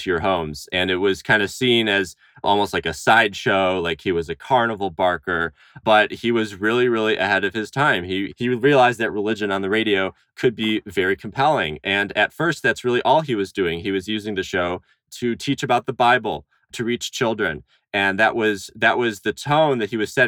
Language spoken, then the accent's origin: English; Huntington Woods, Michigan, United States; I grew up just outside of Detroit in a lovely, very Jewy suburb called Huntington Woods, Michigan